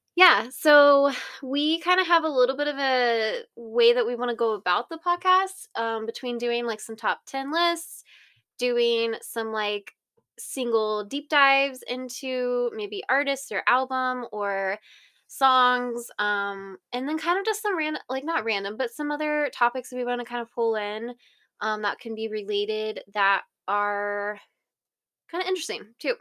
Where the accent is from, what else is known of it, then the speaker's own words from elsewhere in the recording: Ohio, United States; moved away as an adult; We're from Ohio, from the Midwest, and we are currently at this moment in Arizona